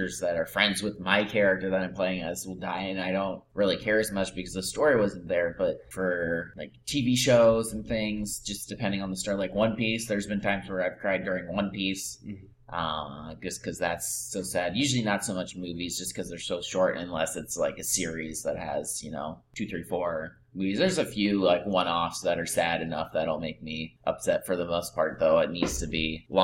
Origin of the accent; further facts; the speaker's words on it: Iowa, United States; who is from my hometown. In Iowa